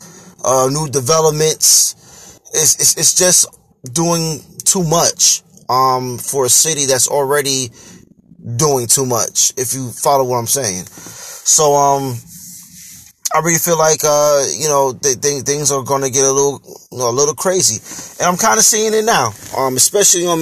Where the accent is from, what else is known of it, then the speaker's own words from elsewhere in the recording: Hackensack, New Jersey, United States; I was born and raised here in Hackensack, New Jersey